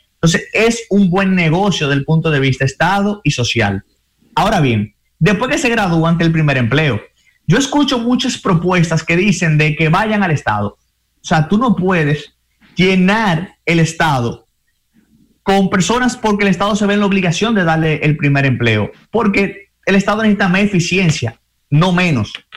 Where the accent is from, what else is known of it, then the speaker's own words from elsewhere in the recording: Dominican Republic; nosotros como dominicanos